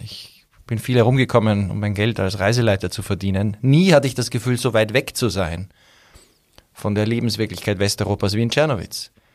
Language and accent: German; Austria; als Österreicher